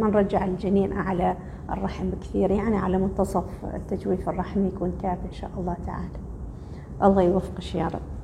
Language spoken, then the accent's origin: Arabic; Oman; احنا كلنا عمانيين